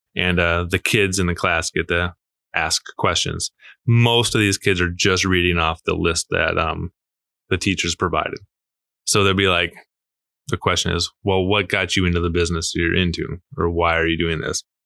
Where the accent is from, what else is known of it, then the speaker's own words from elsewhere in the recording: Marshfield, Wisconsin, United States; now in La Crosse, United States; I'm from Marshfield, Wisconsin